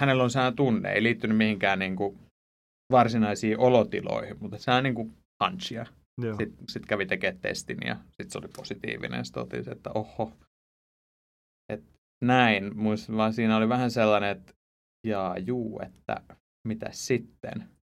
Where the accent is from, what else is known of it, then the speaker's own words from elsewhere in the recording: Ypäjä, Tavastia Proper, Finland; Mä, mä oon tuolta Suomen hevospitäjästä, Ypäjältä, ihan niin luomutilallisen poika